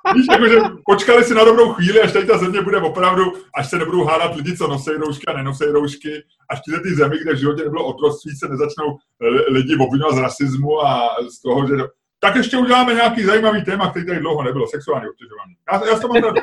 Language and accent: Czech; Prague, Czechia; já jsem z Holešovice